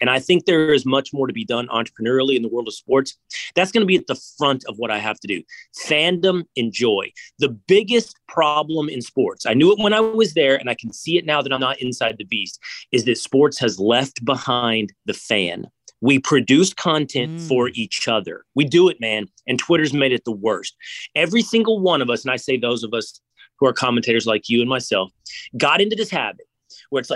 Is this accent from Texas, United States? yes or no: yes; outside of Dallas, Texas, United States; moved away as an adult; I grew up outside of Dallas